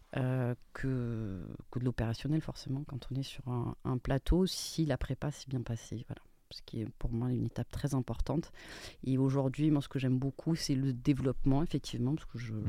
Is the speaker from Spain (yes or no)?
yes; Spain; je suis espagnole